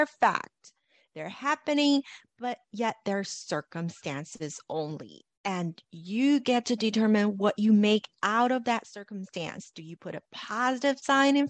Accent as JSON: {"language": "English", "town": "Los Angeles", "region": "California", "country": "United States", "tie": "born or raised there", "said": "Growing up in Los Angeles"}